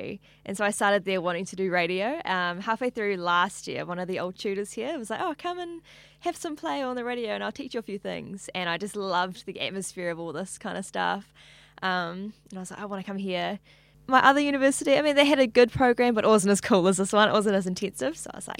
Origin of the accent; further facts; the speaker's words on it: Hamilton, Waikato, New Zealand; now in Auckland, New Zealand; Hamilton, yeah.